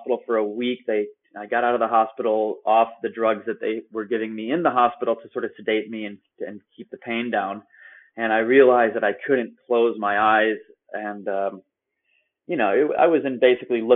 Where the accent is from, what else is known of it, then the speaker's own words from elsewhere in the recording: Chicago, Illinois, United States; moved away as an adult; also born or lived in Vienna, Austria / Prague, Czech Republic; I was born in Chicago and pretty flat land there